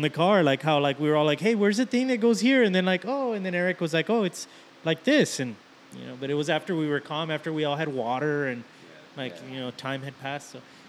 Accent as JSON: {"language": "English", "region": "South Texas", "country": "United States", "tie": "born or raised there", "said": "I grew up here in Texas, so South Texas"}